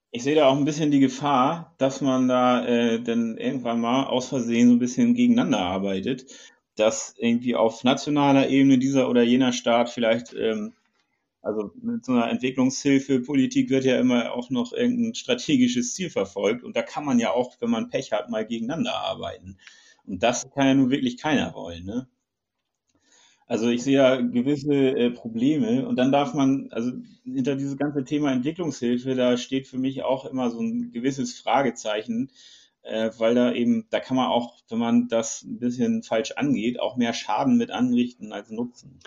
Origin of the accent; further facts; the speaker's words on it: Germany; wir als Deutsche